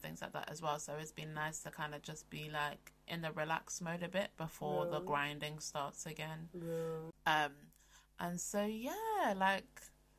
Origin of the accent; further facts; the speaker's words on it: London, United Kingdom; now in Wales, United Kingdom; but you don't have a Welsh accent, and it's like, oh yeah, well I'm from London.